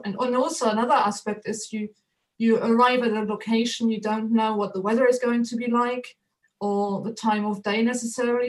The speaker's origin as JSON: {"language": "English", "country": "Germany", "tie": "born or raised there", "second_language": "English", "moved": "as an adult", "lives_now": "United Kingdom", "said": "I'm not originally or a native of this of the United Kingdom, but uh, originally from Germany. But I've been in the UK nearly 30 years now."}